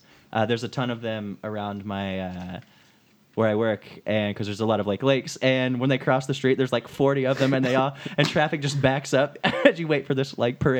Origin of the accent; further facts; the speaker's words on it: United States; I'm an American.